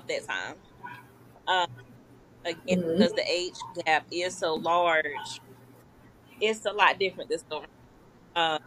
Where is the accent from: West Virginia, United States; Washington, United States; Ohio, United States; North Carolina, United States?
North Carolina, United States; Greensboro; Born and raised in Greensboro.